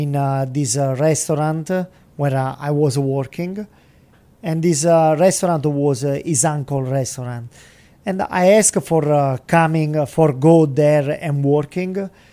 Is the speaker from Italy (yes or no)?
yes; Salerno, Campania, Italy; English is a second language; moved away as an adult; also born or lived in New York; I am from Salerno.